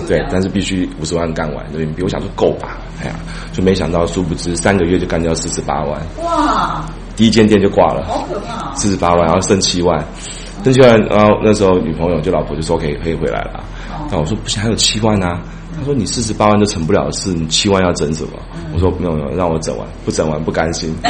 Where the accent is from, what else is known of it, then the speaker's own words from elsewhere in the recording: Tainan, Taiwan; moved away as an adult; also born or lived in Chengdu; 台南出生，土生土长。